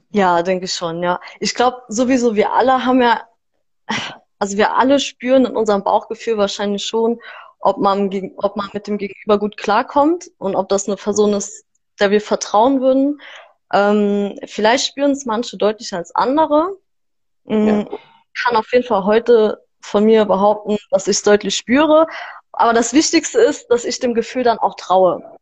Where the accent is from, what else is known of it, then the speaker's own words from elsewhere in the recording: Saarland, Germany; ich komme aus dem Saarland